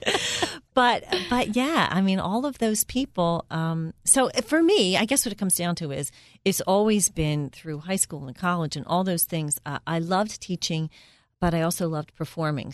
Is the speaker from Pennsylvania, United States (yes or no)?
yes; Philadelphia, Pennsylvania, United States; moved away as an adult; now in Bucks County, United States; I was raised in Northeast Philly